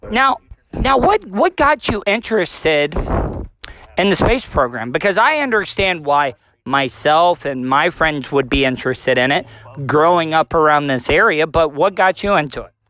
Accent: Florida, United States; I'm from Florida.

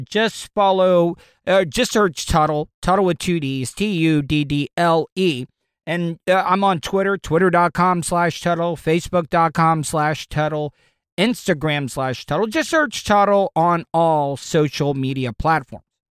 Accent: DeLeon Springs, Florida, United States; we don't have a college in DeLeon Springs. We don't even have a goddamn high school in DeLeon Springs.

